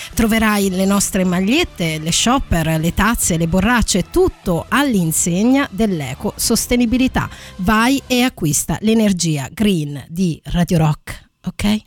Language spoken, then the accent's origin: Italian; Abruzzo, Italy; abbiamo parlato bene dell'Abruzzo, mia terra d'origine